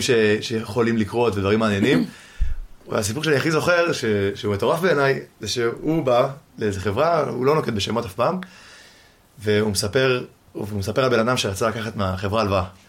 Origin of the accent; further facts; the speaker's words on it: Givatayim, Tel Aviv District, Israel; now in Ramat Gan, Israel; אני גר, גדלתי בגבעתיים, היום אני גר ברמת גן עם ההורים